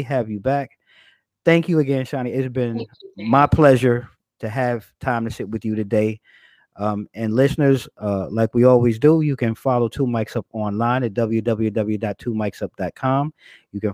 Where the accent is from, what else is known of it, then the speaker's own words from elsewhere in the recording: New York, United States; I'm originally from New York